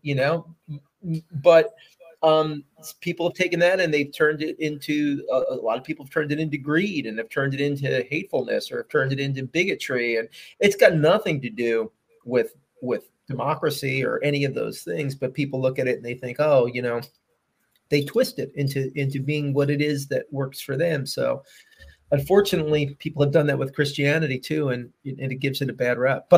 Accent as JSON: {"language": "English", "town": "Philadelphia", "region": "Pennsylvania", "country": "United States", "moved": "as an adult", "said": "I am a Philadelphian. I'm from the Philly area."}